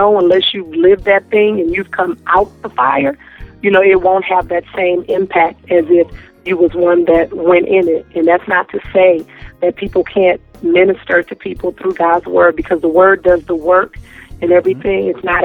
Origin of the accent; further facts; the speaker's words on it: Antioch, California, United States; I am from Antioch, California.